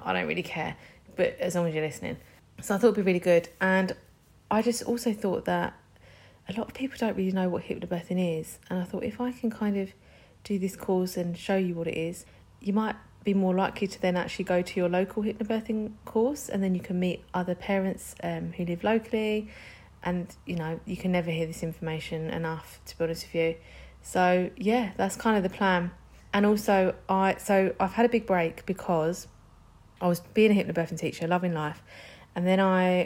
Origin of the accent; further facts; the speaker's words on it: London, United Kingdom; I'm from London.